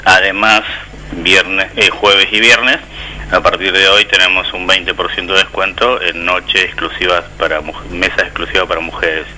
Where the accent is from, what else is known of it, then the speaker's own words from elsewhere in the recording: Rosario, Santa Fe, Argentina; la, la, ciudad de donde vengo yo, la provincia donde